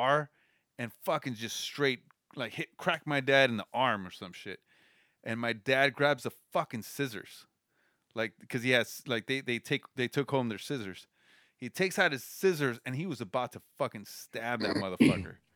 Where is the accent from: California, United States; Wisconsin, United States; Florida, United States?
California, United States; Los Angeles; first language Spanish; English is a second language; I grew up in the Crenshaw district, and man, that shit was bad